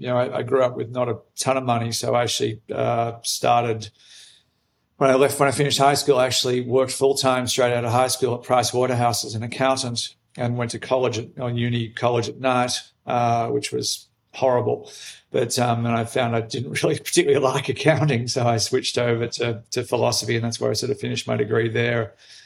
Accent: Australia; moved away; I'm Australian, but I've been away from Australia for 26 years now, so my accent is not what it once was. I grew up in country Australia, so my accent was once much, much, much thicker than what it is now

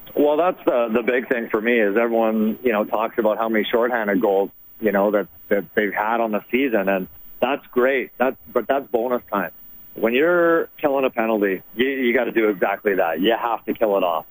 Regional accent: Sherwood Park, Alberta, Canada; I'm from Sherwood Park. I'm an Edmonton guy, and obviously, you know, growing up watching the Edmonton Oilers

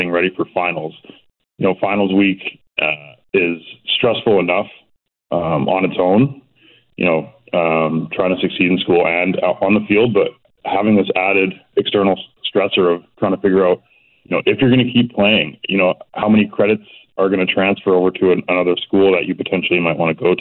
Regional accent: Burnaby, British Columbia, Canada; also born or lived in Coquitlam; I'm from Burnaby originally, literally at the bottom of Burnaby Mountain.

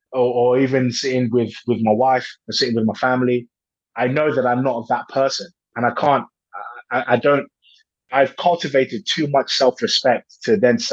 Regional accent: Nigeria; now in England; Like I said, I come from Nigeria and I moved to England.

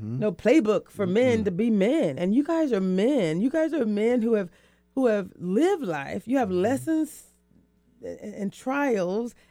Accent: the South, United States; I'm from the South

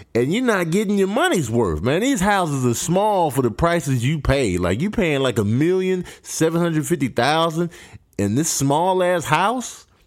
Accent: Chicago, Illinois, United States; also born or lived in Grand Rapids, Michigan; I was raised in Chicago

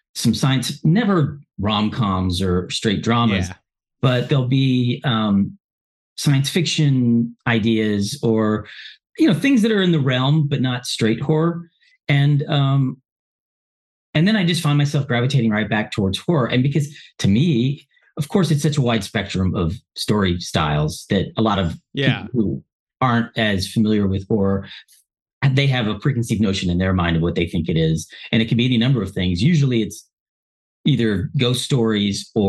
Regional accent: Lexington, Kentucky, United States; I mean, I'm from Lexington, Kentucky. I'm always going to be from Lexington

